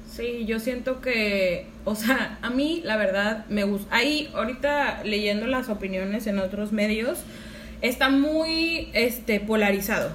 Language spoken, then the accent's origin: Spanish; Mexico; nuestros libros de sexto de primaria de historia